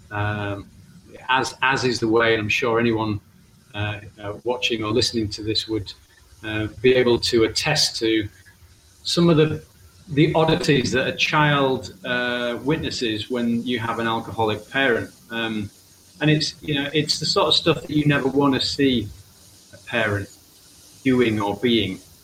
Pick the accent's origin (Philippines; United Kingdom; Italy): United Kingdom; England; I'm actually from England, but yeah, I do have Irish family